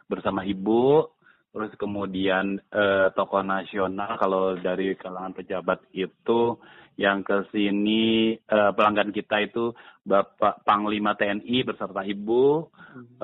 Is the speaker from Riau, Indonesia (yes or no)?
no; Jakarta, Indonesia; Ya sebagai juga anak Betawi kemudian dari Abang None rasanya terpanggil gitu, gergetan juga gitu, gemes. Wah, kok adat Betawinya kayaknya kurang pa